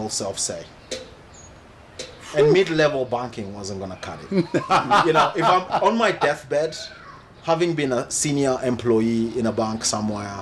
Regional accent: Kenya; moved away; I'm one of the few Kenyans applying to be a Kenyan with a Kenyan birth certificate

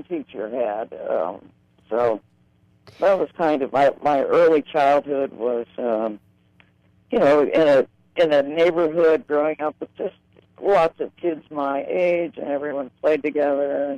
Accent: Grove City, Pennsylvania, United States; I grew up in a small town in western Pennsylvania called Grove City.

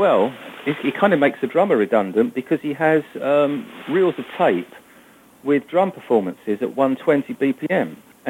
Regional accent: England, United Kingdom; my father was a half Italian and from Milan, my mother was English. So growing up in England, no, we all spoke English.

